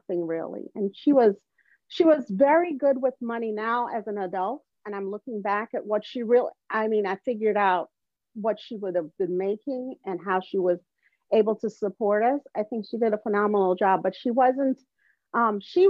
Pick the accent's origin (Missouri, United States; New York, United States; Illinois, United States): Illinois, United States; Evanston; also born or lived in Jamaica; I grew up in a wealthy, affluent suburb